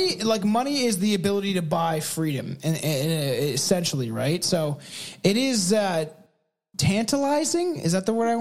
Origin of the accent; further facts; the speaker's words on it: Canada; I can't speak French and I'm Canadian.